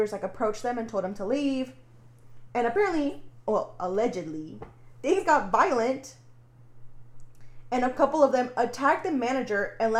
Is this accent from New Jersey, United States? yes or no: no; near Plano, Texas, United States; this comes from my home state. Texas, but it happened in Plano, and it's, like, close to where I grew up